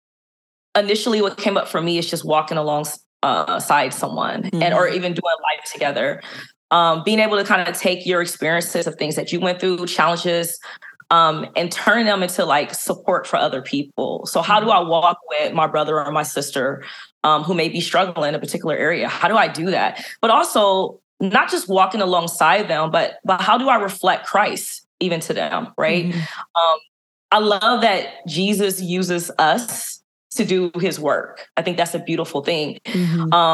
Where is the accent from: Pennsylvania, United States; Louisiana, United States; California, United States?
California, United States; Los Angeles; I was raised in South Central LA.